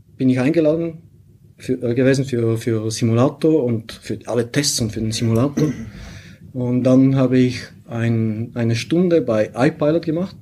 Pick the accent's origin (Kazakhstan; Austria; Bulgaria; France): Bulgaria; German is a second language; moved away as an adult; also born or lived in St. Gallen, Switzerland; now in Switzerland; ich komme aus Bulgarien ursprünglich